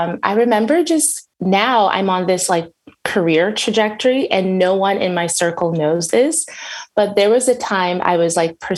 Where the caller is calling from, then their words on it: Edmonton, Alberta, Canada; So okay. specifically my city is Edmonton. So like Western Canada.